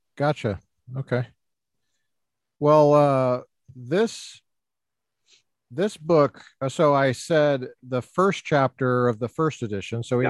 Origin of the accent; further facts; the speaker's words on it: Littleton, Colorado, United States; now in California, United States; I'm from Littleton.